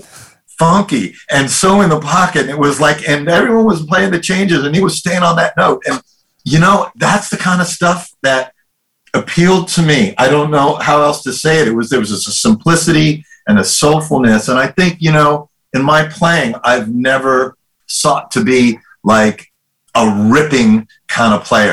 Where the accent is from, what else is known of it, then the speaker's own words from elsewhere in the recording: New York City, New York, United States; moved away as an adult; we were living on the Upper West Side